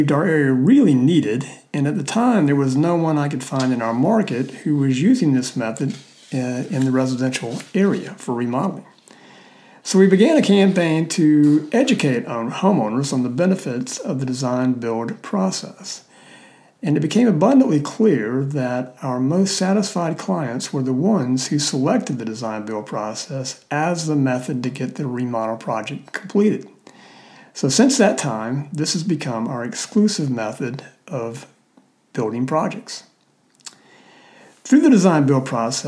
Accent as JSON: {"language": "English", "region": "South Mississippi", "country": "United States", "tie": "born or raised there", "moved": "as an adult", "lives_now": "Birmingham, Alabama, United States", "said": "I grew up in South Mississippi"}